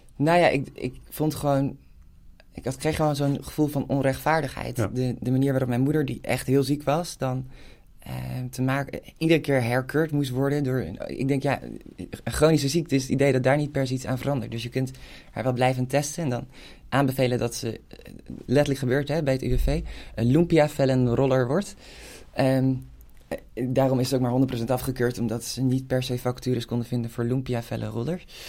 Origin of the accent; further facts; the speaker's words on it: Hilversum, North Holland, Netherlands; ik kom uit een wijk die is in de jaren 60 gebouwd, uh, in Kerkenlanden